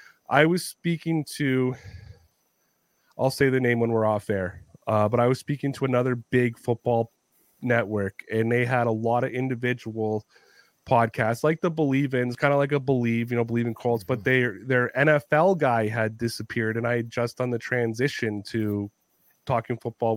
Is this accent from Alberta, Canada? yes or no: no; Ontario, Canada; accent: Toronto; I'm a Canadian who talks about football. Not a lot of people are interested in me. You know what I mean? Like, I'm a Canadian with a Toronto accent, so I sound a little New York-y.